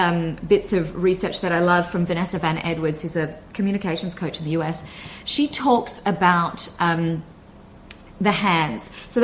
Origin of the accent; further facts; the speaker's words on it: Australia; accent: Australian; So I might thicken my Aussie accent when I arrive in Australia to see my family, not intentionally, it just happens.